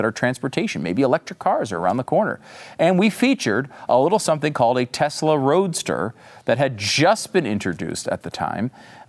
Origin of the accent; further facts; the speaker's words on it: Northeast, United States; now in Texas, United States; I grew up in the Northeast, and I live in Texas because I wanted it to be warm instead of cold, too.